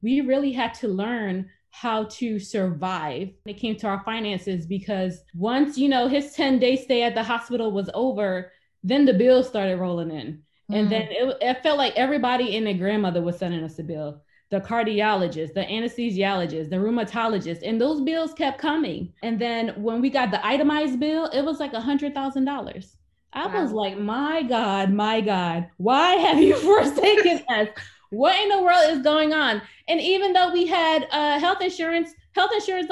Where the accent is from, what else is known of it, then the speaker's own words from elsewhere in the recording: Philadelphia, Pennsylvania, United States; I grew up in Philadelphia, Pennsylvania